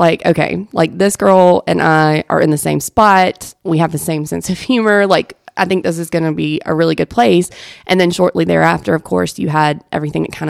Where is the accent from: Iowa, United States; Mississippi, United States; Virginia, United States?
Mississippi, United States; moved away as an adult; I grew up in Mississippi. I didn't grow up here.